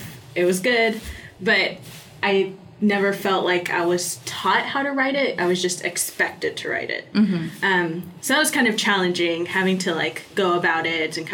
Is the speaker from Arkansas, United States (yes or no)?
yes; Fayetteville, Arkansas, United States; I am a junior from Fayetteville, Arkansas.